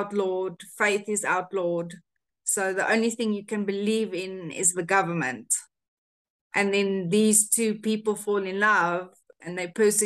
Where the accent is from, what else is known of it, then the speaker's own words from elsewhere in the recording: South Africa; first language Afrikaans; English is a second language; we're from South Africa